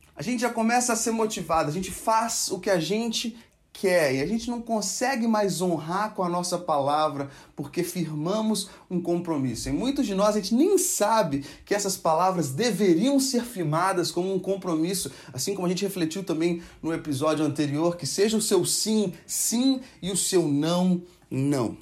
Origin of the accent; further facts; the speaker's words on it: Brazil; nós, como brasileiros